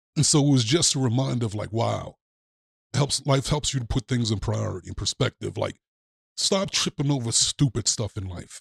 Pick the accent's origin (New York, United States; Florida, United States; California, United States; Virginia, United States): New York, United States; moved away; I'm from New York originally